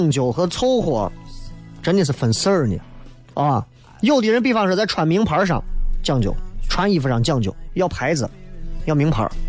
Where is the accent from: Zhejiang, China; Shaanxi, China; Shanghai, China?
Shaanxi, China; Xi'an; 因为我觉得啊，作为一个西安人，你在西安买不起房，我完全可以理解和接受。